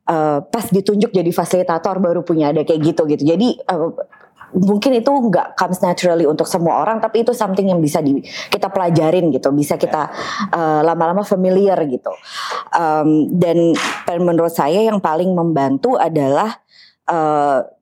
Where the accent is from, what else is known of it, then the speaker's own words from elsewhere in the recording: Yogyakarta, Special Region of Yogyakarta, Indonesia; now in Bali, Indonesia; uh, saya …, aslinya dari Jogja, tapi lama tinggal di Bali.